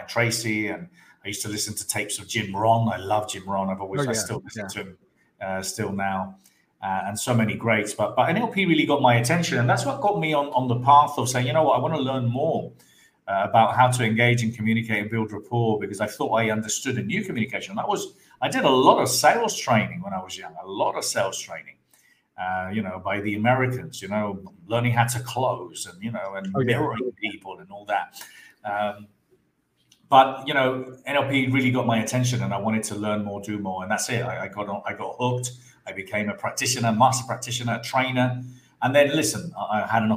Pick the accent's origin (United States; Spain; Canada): Spain; Andalusia; also born or lived in London; I was born in London, but brought up in Spain, in the south of Spain.